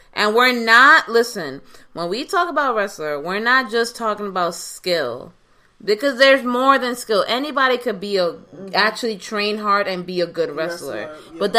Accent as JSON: {"language": "English", "region": "New York", "country": "United States", "said": "No, listen, as a New Yorker, I can make that joke."}